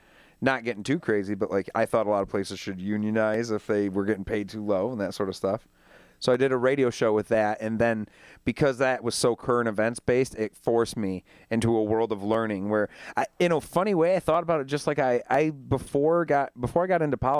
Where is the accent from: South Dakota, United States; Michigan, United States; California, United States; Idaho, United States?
Michigan, United States; Saginaw; now in Grand Rapids, United States; I came over from Saginaw, and it was for a job.